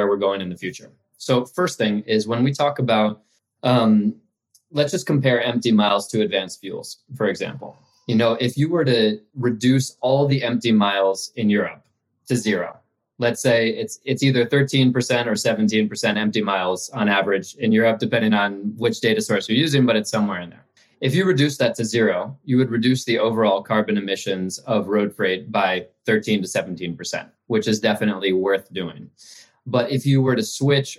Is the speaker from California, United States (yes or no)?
no; New York City, New York, United States; moved away as an adult; also born or lived in China; I grew up in Manhattan in New York City.